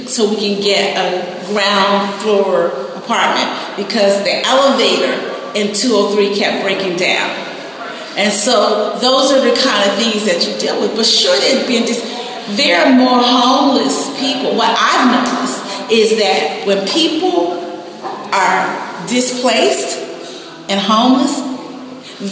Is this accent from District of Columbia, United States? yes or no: yes; Washington, District of Columbia, United States; I'm a Washingtonian. I grew up in Northwest.